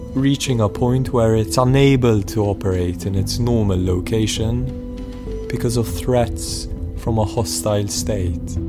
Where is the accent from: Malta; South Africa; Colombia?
Malta; now in London, United Kingdom; Malta, my home country